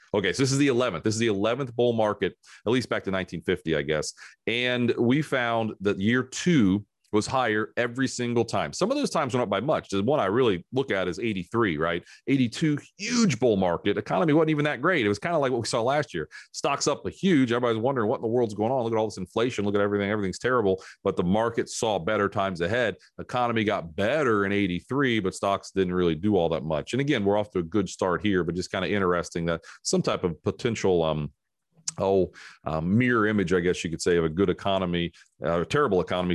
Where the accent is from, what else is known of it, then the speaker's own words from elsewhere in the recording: South Carolina, United States; in my home state, of South Carolina